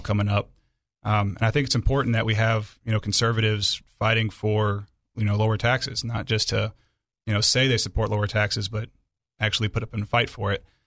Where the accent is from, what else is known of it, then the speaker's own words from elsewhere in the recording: Aurora, Illinois, United States; now in Arkansas, United States; I grew up in Illinois